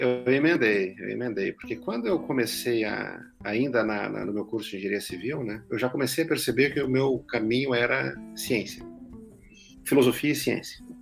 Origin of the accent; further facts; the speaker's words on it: Rio Grande, Rio Grande do Sul, Brazil; moved away as an adult; also born or lived in Santa Maria / São Paulo; lá na minha cidade natal, em Rio Grande, no Rio Grande do Sul